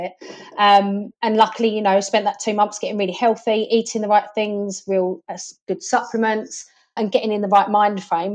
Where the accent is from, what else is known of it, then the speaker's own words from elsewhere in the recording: Essex, East of England, United Kingdom; I'm from Essex